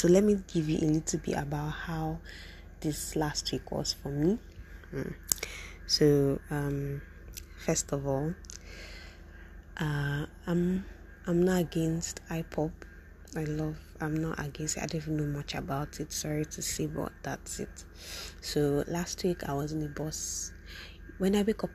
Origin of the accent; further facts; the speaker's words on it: Port Harcourt, Rivers State, Nigeria; Because I'm from River State and from Port-Harcourt